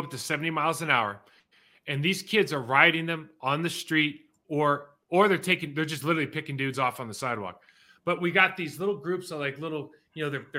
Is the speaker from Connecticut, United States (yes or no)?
no; California, United States; now in Texas, United States; I used to be from California. I'm from Texas now.